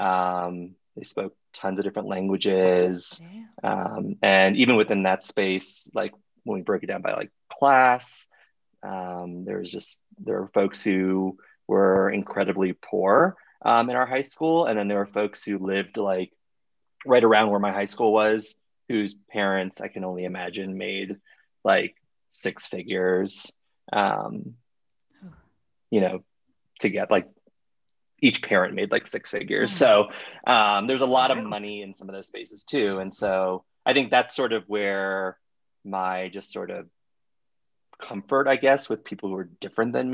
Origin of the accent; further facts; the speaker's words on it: Miami, Florida, United States; moved away; also born or lived in Iowa; I grew up in Miami, Miami, Florida, which is an incredibly diverse city